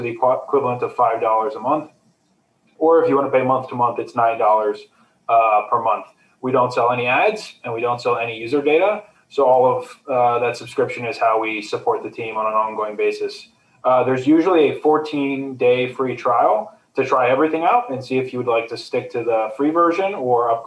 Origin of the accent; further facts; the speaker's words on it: United States; I was born in the States and grew up in the States